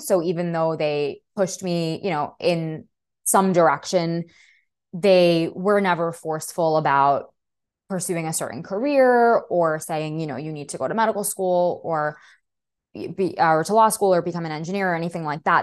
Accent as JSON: {"language": "English", "town": "New York City", "region": "New York", "country": "United States", "tie": "born or raised there", "first_language": "Russian", "second_language": "English", "said": "I was born and raised in Brooklyn."}